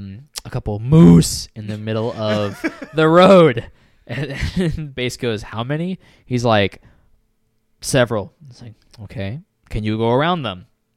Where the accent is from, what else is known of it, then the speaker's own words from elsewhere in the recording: Maryland, United States; born there; also born or lived in New York; now in Texas, United States; Yeah, I was born in Maryland, lived in New York. I wasn't born in Texas, but as they say, I got here as fast as I could.